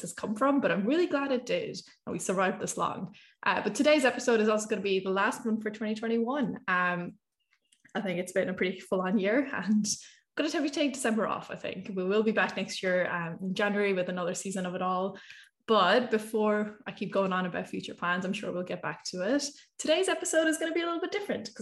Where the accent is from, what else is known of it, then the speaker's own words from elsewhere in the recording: Ireland; I grew up in Ireland.